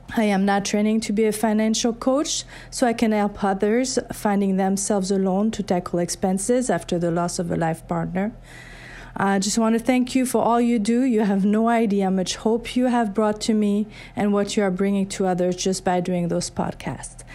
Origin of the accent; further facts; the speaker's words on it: France; now in Baker, Minnesota, United States; I'm actually originally from France, but now U S citizen and resident since nineteen ninety-eight.